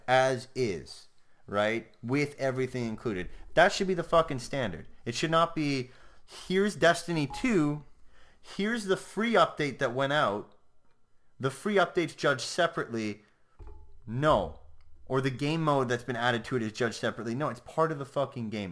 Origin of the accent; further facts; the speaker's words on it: Canada; I'm Canadian